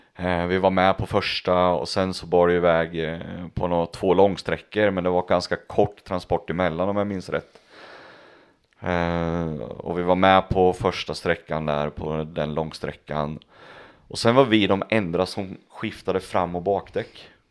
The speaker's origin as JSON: {"language": "Swedish", "region": "Östergötland", "country": "Sweden", "said": "för mig som östgöte"}